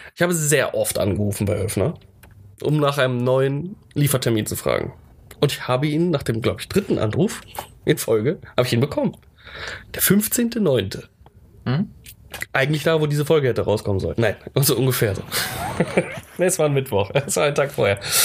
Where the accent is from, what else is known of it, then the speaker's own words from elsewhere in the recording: Germany; als Deutscher